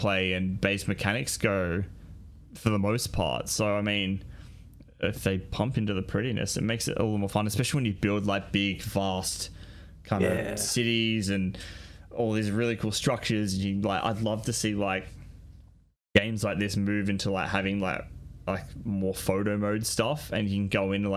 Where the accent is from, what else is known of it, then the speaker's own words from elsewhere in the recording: Australia; I'm an Australian